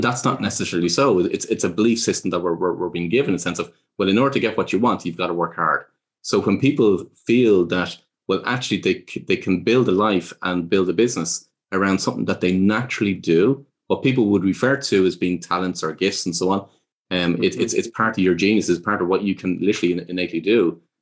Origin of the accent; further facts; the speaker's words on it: Ireland; growing up in Ireland